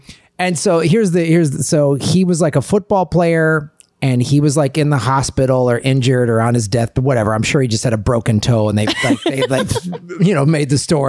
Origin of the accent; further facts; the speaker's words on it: Evanston, Illinois, United States; also born or lived in Madison, Wisconsin / Tucson, Arizona; I lived in Madison, Wisconsin in the 70s. And then my parents got divorced and we moved to Chicago when I was like 12.